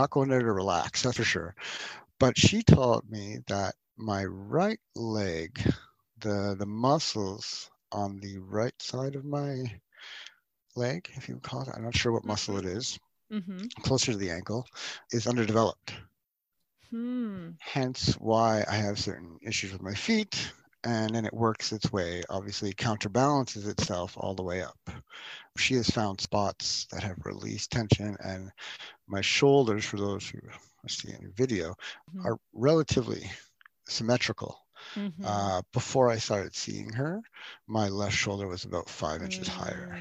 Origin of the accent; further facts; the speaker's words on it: Montreal, Quebec, Canada; I'm from Montreal, Quebec.